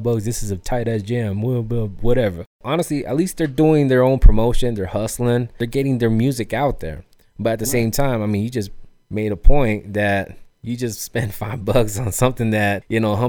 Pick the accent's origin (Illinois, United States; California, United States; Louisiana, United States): Illinois, United States; Chicago; I'm from Chicago